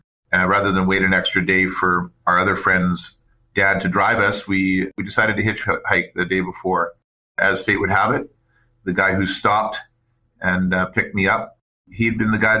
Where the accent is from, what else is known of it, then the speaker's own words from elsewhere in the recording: Port Alberni, British Columbia, Canada; born there; also born or lived in Fort St. John / Abbotsford; Yeah, I was born in Port Alberni, British Columbia, on Vancouver Island. And my father worked for BC Telephone, was the predecessor to TELUS. He transferred to a number of communities throughout BC